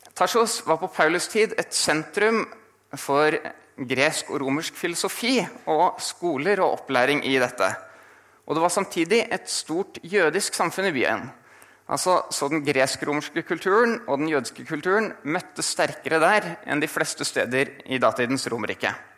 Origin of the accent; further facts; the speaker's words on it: Asker, Akershus, Norway; moved away as an adult; now in Bergen, Norway; kommer fra Asker utenfor Oslo